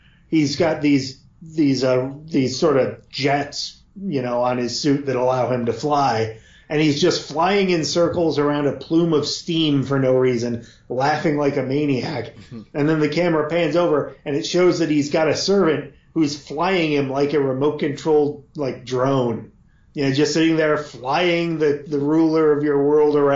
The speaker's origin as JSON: {"language": "English", "area": "near Yakima", "region": "Washington", "country": "United States", "tie": "born or raised there", "said": "I grew up near Yakima, Washington"}